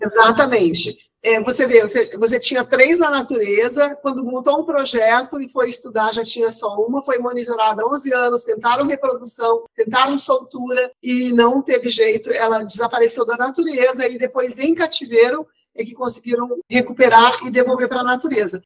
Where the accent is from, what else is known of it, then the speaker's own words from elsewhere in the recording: Ponta Porã, Mato Grosso do Sul, Brazil; Não sou pantaneira, sou sul-mato-grossense, mas nasci em Ponta Porã, que faz divisa com o Paraguai